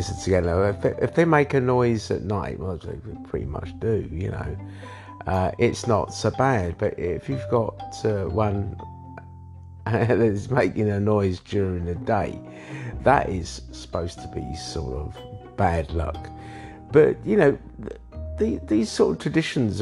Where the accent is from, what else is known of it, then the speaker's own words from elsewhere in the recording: London, United Kingdom; I was born in London as well.